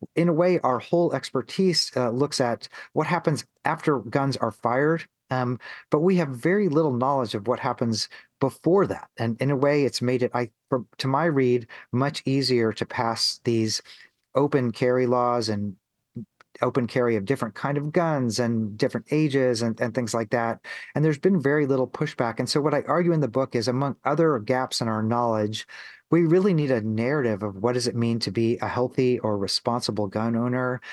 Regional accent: Missouri, United States; I grew up in Missouri

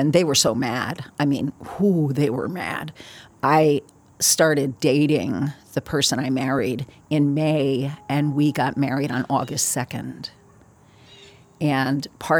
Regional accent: Newark, New Jersey, United States; I was born in Newark, New Jersey

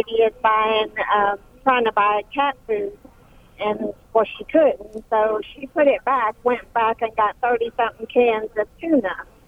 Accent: Florida, United States; I'm not in Florida, but that's my home state.

